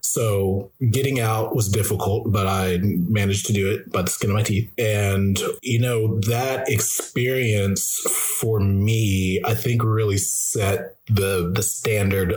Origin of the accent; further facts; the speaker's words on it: Louisiana, United States; I'm an African American and I grew up mostly in the South, uh, particularly Louisiana